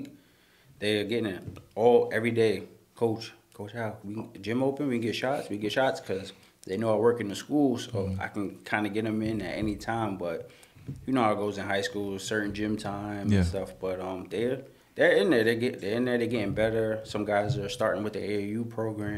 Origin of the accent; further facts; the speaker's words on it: Long Island, New York, United States; we're both from Long Island. We're the only Long Island kids there